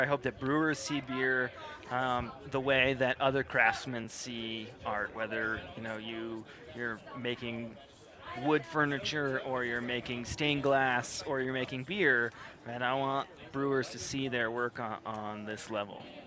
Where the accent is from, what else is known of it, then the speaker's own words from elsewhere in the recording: Midwest United States, United States; growing up in the Midwest United States